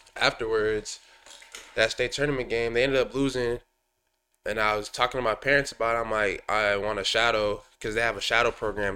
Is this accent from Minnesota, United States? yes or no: yes; Woodbury, Minnesota, United States; I'm from Woodbury, so I started playing traveling ball with, uh, a Stillwater traveling team